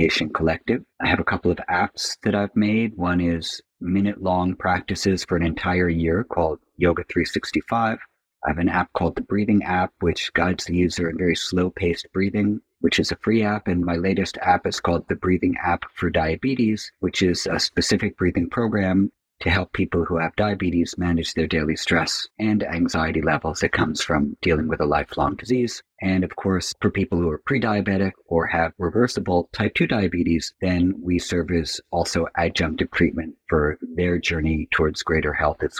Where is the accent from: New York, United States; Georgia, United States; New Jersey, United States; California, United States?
New York, United States; New York City; I'm from New York City